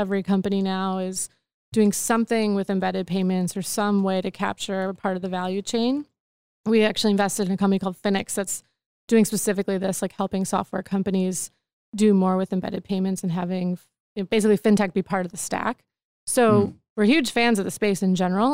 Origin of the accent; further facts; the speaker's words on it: Wisconsin, United States; moved away; also born or lived in Austin; I'm from Wisconsin